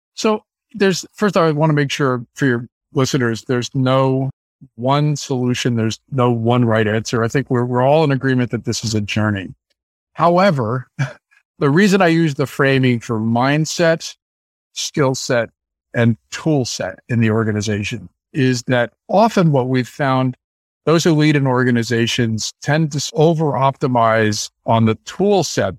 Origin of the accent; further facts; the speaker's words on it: San Francisco, California, United States; I grew up in San Francisco